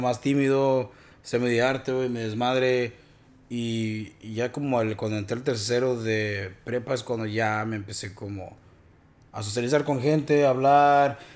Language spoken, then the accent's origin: Spanish; Mexico; now in United States; como los mexicanos somos